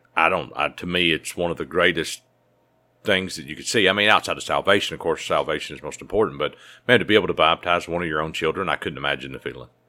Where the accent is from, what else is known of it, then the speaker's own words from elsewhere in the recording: United States; as a American citizen